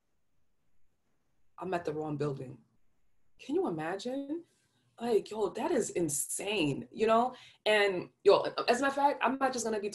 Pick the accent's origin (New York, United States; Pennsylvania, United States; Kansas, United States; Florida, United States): New York, United States; I'm from New York. I talk really fast